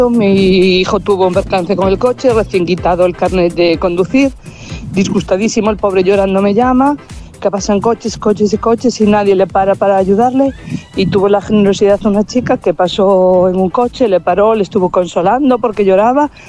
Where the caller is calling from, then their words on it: Valencia, Valencian Community, Spain; de Valencia.